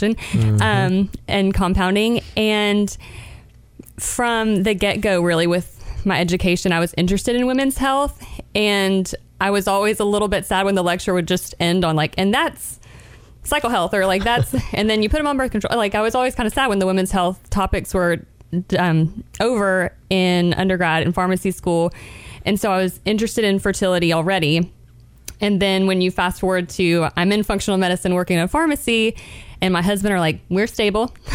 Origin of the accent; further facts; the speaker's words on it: Chattanooga, Tennessee, United States; also born or lived in Birmingham, Alabama; I grew up in Chattanooga